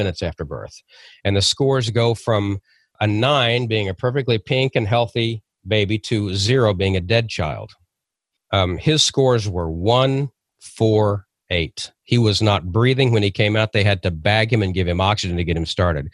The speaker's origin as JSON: {"language": "English", "town": "Oklahoma City", "region": "Oklahoma", "country": "United States", "tie": "born or raised there", "said": "I was born in 1960 in Oklahoma City"}